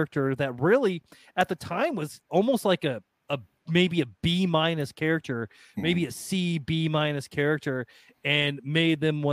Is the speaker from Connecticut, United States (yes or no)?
no; Iowa, United States; I'm from Iowa